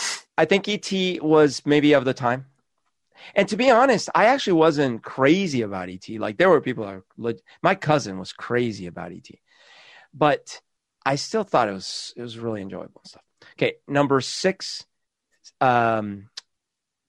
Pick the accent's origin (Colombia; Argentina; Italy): Colombia; now in Seattle, United States; growing up in Colombia